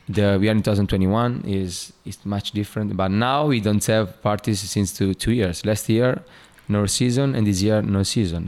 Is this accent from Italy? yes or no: yes; Italy; born or raised there; English is a second language; moved away